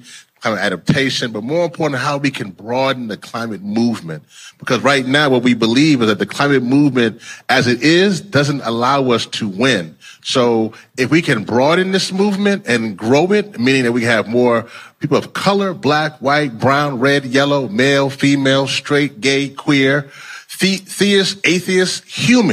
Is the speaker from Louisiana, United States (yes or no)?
yes; Louisiana, United States; moved away; my home state, Louisiana